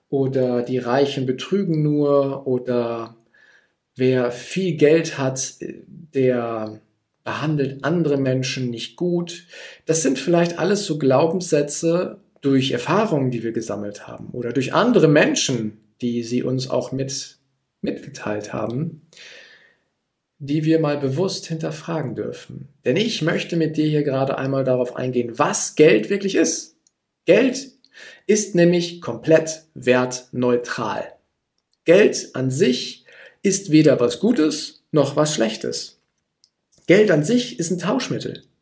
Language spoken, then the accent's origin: German; Gütersloh, North Rhine-Westphalia, Germany; Ich komme jetzt aus Gütersloh. Gütersloh liegt in Ostwestfalen und die Ostwestfalen sind eher zurückhaltend